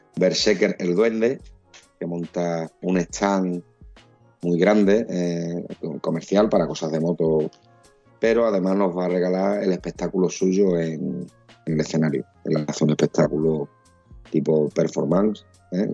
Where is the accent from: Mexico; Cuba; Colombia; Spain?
Spain; Huelva, Andalusia; somos de aquí de Huerva, conocemos el recinto colombino